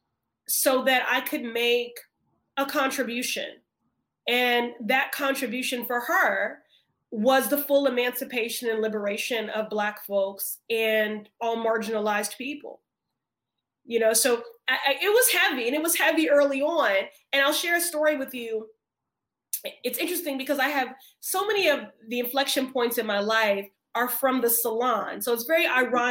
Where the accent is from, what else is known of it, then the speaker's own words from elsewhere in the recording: Chicago, Illinois, United States; now in Massachusetts, United States; I grew up in Chicago, so I had a female mayor in Jane Byrne